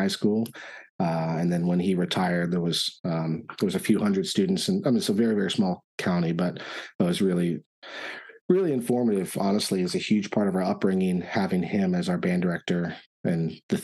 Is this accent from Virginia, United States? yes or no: yes; Richmond, Virginia, United States; moved away as an adult; also born or lived in Florida; now in Austin, United States; we're originally from Richmond, and so I did my undergraduate work at Virginia Commonwealth University